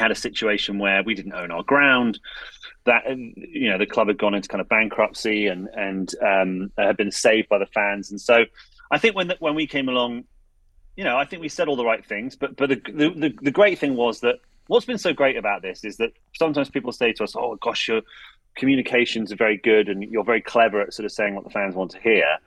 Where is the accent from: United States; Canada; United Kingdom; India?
United Kingdom; near Reading, South East England; as you can tell from my thick Bootle accent, I'm just near Reading